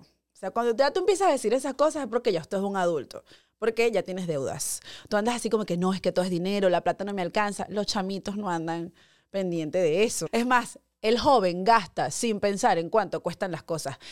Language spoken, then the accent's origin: Spanish; Guárico, Venezuela; moved away as an adult; now in United States; allá en mi pueblo guárico